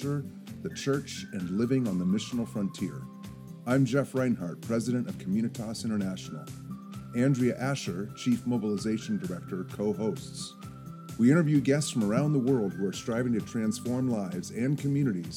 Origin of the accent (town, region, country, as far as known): United States